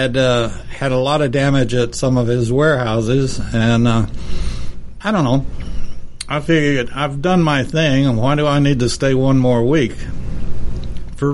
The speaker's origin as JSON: {"language": "English", "region": "Texas", "country": "United States", "tie": "born or raised there", "said": "Texas town hit by tornado, yada da da da, and I looked at it, and my goodness, that's my hometown"}